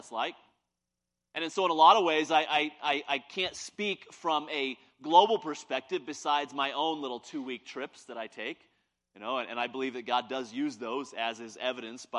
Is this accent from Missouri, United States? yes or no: yes; Independence, Missouri, United States; also born or lived in Kansas City; I'm from Kansas City. I grew up in Independence, Missouri